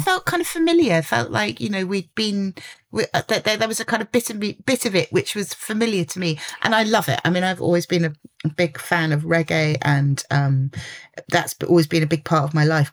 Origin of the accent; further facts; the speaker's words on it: London, United Kingdom; I'm a Londoner.